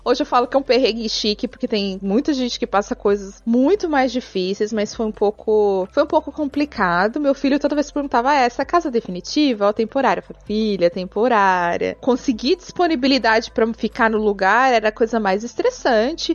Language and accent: Portuguese; Guarulhos, São Paulo, Brazil; moved away as an adult; now in Dublin, Ireland; Tô aqui em Dublin, mas eu sou de Guarulhos, São Paulo.